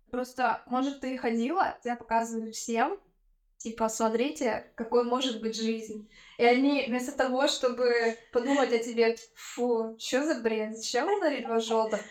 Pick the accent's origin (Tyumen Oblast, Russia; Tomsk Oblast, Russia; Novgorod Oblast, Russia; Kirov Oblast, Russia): Tyumen Oblast, Russia; Tyumen; moved away; Я из Тюмени.